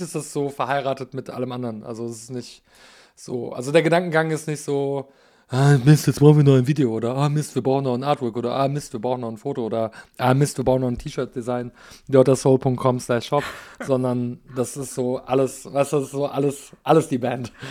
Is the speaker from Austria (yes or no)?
no; Canada; now in Germany; ich bin in Kanada aufgewachsen